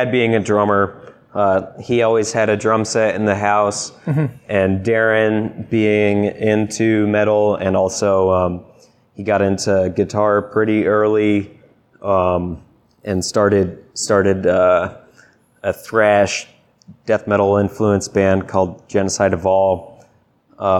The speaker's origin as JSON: {"language": "English", "town": "Deep River", "region": "Connecticut", "country": "United States", "tie": "born or raised there", "said": "Deep River, Connecticut"}